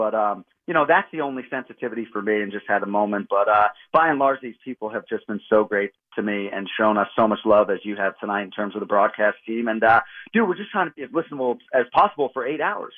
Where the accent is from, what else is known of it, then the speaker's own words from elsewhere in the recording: Boston, Massachusetts, United States; I grew up in Boston